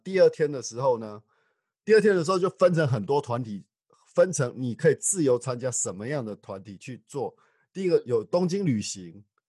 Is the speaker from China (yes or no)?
no; Taiwan; also born or lived in Tainan, Taiwan; now in Kagawa, Japan; 我们台湾人对于信仰这个部分的话，其实我们对信仰这个部分还是非常地坚贞与虔，虔诚的